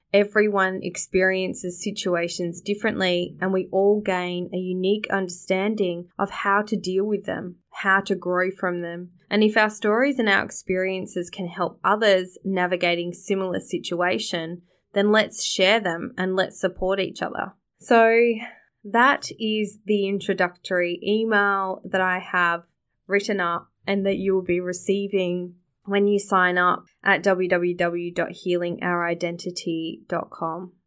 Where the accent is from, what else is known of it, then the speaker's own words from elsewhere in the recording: Australia; Growing up in Australia